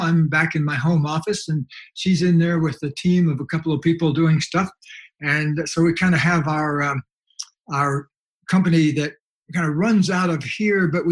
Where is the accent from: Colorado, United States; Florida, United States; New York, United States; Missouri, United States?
Florida, United States; Leesburg; moved away as an adult; now in California, United States; I grew up in Leesburg, Florida